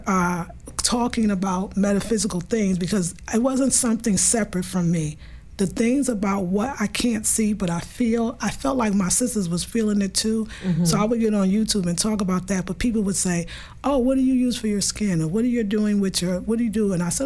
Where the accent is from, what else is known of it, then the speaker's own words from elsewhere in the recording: New York City, New York, United States; accent: New York; moved away as an adult; also born or lived in California; I'm from Brooklyn, New York, born and raised